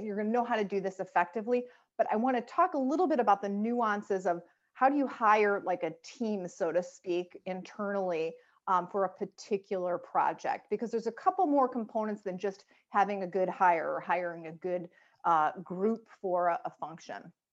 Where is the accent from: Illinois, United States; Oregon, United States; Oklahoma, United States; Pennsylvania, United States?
Illinois, United States; Chicago; I'm from Chicago